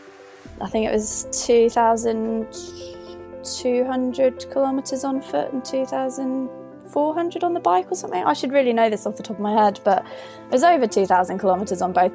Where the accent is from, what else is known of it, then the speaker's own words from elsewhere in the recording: Northern Ireland, United Kingdom; moved away as an adult; also born or lived in London; now in Edinburgh, United Kingdom; I am currently residing in Edinburgh, but I grew up in Northern Ireland.